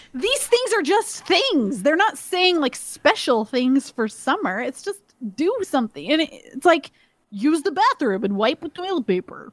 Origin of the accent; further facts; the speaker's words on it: Georgia, United States; moved away; also born or lived in Maryland; we grew up in Georgia